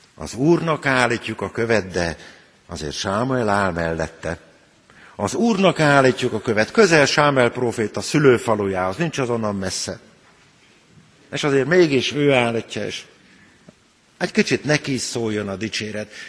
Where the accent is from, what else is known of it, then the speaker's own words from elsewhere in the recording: Transdanubia, Hungary; moved away; a Duna túloldalán nőttem fel, ahol már dombok is vannak